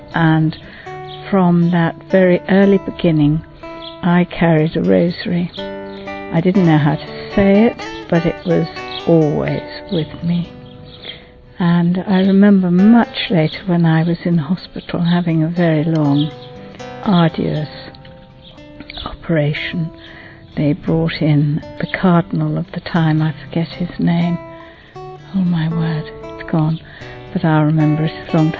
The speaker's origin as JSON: {"language": "English", "region": "London", "country": "United Kingdom", "tie": "born or raised there", "said": "I come from England. And I was born in London in the sound of Bow Bells"}